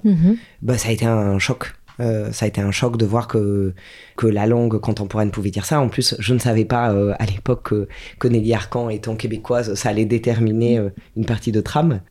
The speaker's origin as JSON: {"language": "French", "town": "Strasbourg", "region": "Grand Est", "country": "France", "tie": "born or raised there", "said": "j'ai grandi à Strasbourg"}